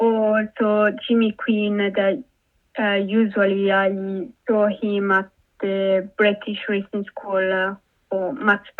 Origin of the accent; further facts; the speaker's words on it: Italy; now in United Kingdom; I'm from Italy